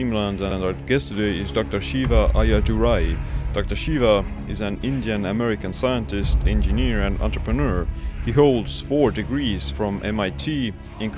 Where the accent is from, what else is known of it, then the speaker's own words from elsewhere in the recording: Estonia; I'm from Estonia